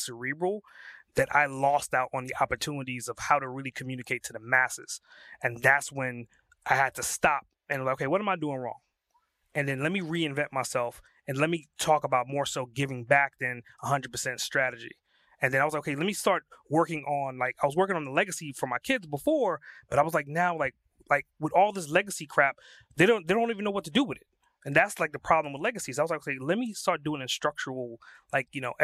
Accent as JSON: {"language": "English", "town": "New York City", "region": "New York", "country": "United States", "said": "I'm from Brooklyn"}